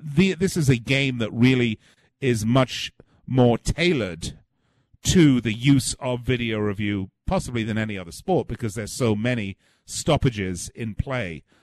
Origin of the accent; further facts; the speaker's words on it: England, United Kingdom; I'm from England